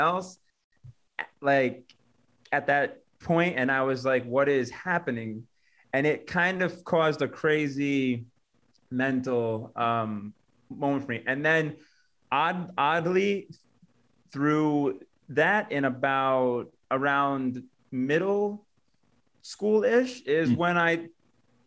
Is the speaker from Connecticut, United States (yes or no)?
yes; Roxbury, Connecticut, United States; moved away; I am from Connecticut. Yeah. Okay. Very small town.